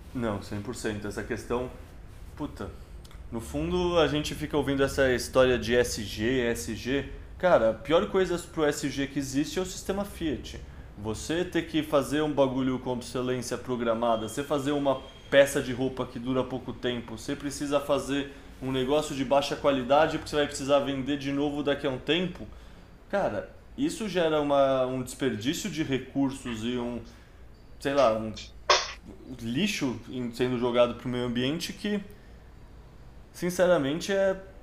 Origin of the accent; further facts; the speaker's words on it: São Paulo, Brazil; eu sou de São Paulo e quando eu era moleque tinha aquelas campanhas de frases de outdoor